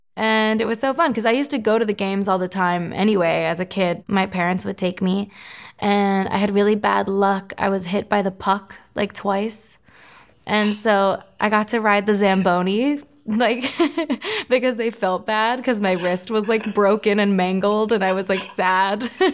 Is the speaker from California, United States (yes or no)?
no; Florida, United States; the Panthers, my hometown, Florida's hockey team